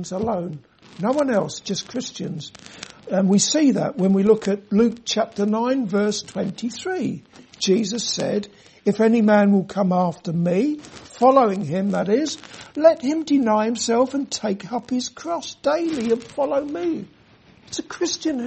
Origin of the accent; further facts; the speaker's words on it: London, United Kingdom; moved away; When I grew up in London